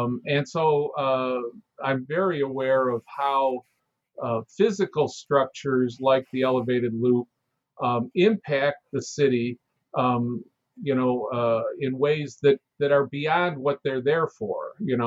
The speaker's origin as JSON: {"language": "English", "town": "Chicago", "region": "Illinois", "country": "United States", "tie": "born or raised there", "said": "I grew up in Chicago, and anybody who grew up in Chicago just knew that the name the Loop came from the elevated loop"}